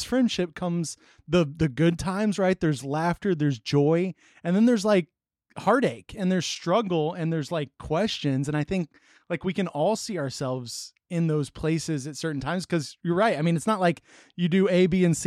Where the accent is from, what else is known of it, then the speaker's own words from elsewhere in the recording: Texas, United States; moved away; I'm from Texas originally.